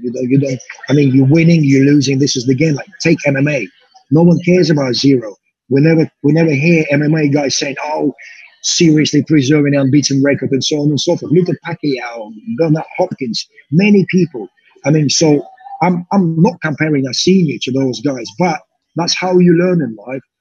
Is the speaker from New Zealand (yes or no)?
no; Russia; now in United Kingdom; I'm a British promoter, Russian Russian British promoter based in the UK, doing shows in Belarus